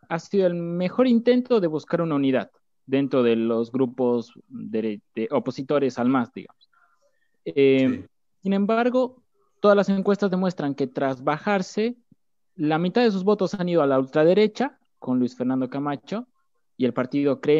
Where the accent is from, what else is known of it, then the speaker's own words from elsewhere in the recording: La Paz, Bolivia; now in Argentina; soy boliviano, refugiado en la Argentina, eh, debido al golpe de Estado que se ha dado, eh, estudiante de la Universidad Pública de La Paz, de la Ciudad de La Paz, en Bolivia